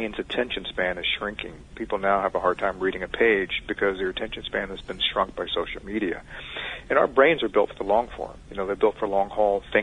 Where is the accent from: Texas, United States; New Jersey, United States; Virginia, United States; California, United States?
Virginia, United States; Richmond; I grew up in Richmond, Virginia